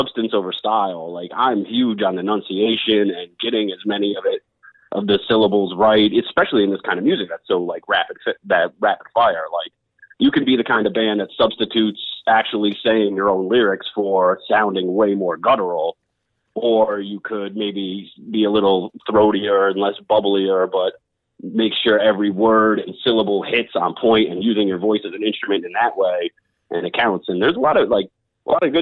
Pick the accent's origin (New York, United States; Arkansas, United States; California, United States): New York, United States; I'm from New York.